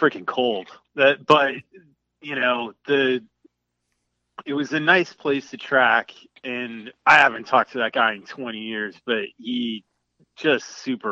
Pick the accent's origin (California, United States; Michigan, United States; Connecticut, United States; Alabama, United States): Connecticut, United States; I grew up in Connecticut